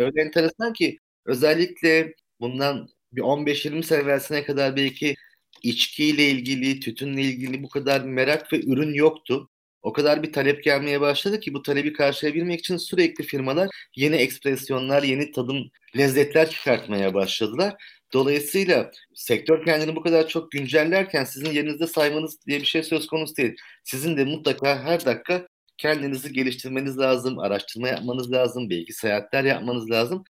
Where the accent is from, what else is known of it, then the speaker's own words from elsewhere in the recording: Istanbul, Turkey; 1971 doğumluyum, İstanbulluyum